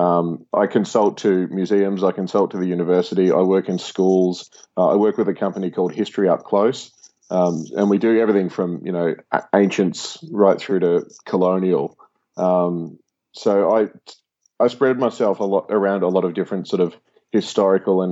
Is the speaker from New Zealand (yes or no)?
no; Australia; as an Australian, we've grown up with this term